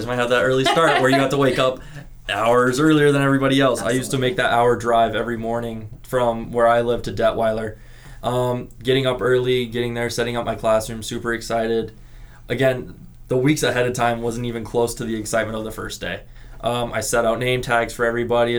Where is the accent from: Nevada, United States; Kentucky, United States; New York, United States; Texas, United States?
Nevada, United States; Henderson; also born or lived in Reno; I have lived in Nevada my entire life. I grew up in Henderson, went to school in Reno, came back here to teach in Clark County